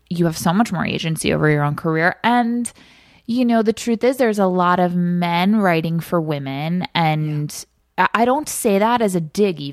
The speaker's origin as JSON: {"language": "English", "town": "Rockville Centre", "region": "New York", "country": "United States", "tie": "born or raised there", "said": "I'm from Long Island, a town called Rockville Center, which is not too far from the city, probably about a 40-minute train ride"}